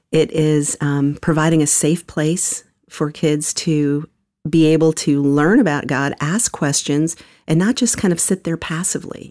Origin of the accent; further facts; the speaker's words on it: New York, United States; moved away as an adult; now in Atlanta, United States; I was born in the Bronx, New York. Um, grew up in a couple of different parts of New York, including Manhattan, Queens